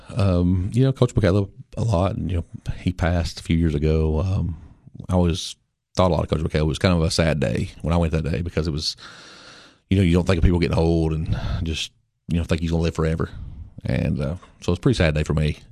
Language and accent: English; Baxter, Tennessee, United States; I grew up in Baxter. I lived there all my life.